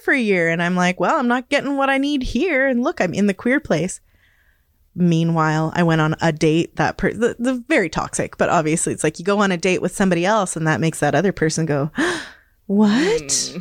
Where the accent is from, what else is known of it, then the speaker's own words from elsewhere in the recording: Hazelton, British Columbia, Canada; also born or lived in Victoria, Canada; now in Smithers, Canada; I was born and raised in the Kispiox Valley, which is Gitxan territory